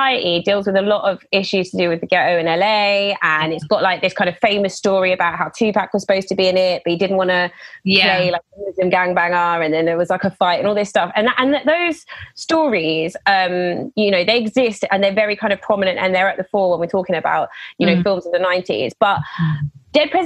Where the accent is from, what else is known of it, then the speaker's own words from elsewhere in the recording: United Kingdom; I'm Algerian British and I grew up in the UK